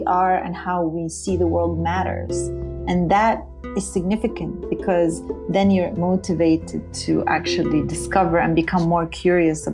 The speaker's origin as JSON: {"language": "English", "town": "Beit Jala", "region": "Bethlehem Governorate", "country": "Palestine", "tie": "born or raised there", "also_born_or_lived": "Jerusalem", "first_language": "Arabic", "second_language": "English", "said": "I was born in Jerusalem. I grew up in Palestine and spoke Arabic. That's my native language. I grew up in a small little village called Beit Jala."}